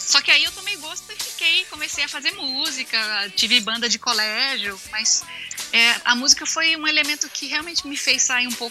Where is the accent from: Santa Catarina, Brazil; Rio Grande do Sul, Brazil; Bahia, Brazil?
Bahia, Brazil; accent: Bahian; also born or lived in Minas Gerais; eu era uma aluna que vinha transferida da Bahia, que falava diferente, eu falava com sotaque baiano